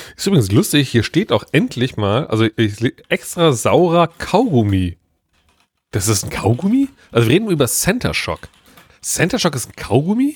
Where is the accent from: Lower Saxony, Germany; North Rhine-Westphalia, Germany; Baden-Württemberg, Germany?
North Rhine-Westphalia, Germany; Cologne; ich bin ein Kölsche Jung